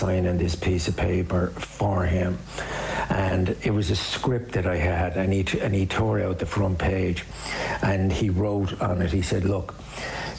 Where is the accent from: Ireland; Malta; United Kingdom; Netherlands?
Ireland; Dublin, Leinster; moved away; growing up in Dublin, growing up at a particular time, the influences that formed us